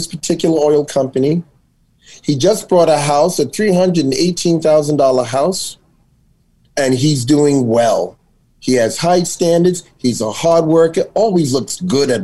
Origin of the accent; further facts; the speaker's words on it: New York City, New York, United States; I grew up in Astoria Projects